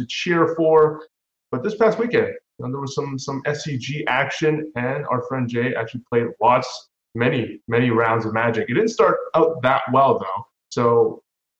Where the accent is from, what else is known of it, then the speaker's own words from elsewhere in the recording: Canada; as a Canadian